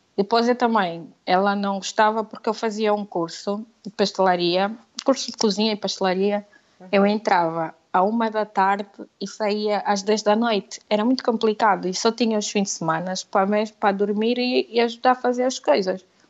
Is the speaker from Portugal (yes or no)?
no; Lobito, Benguela, Angola; accent: Angolan; moved away as an adult; Eu sou angolana e vivia por Sul, Aquilo era Bengala Lubito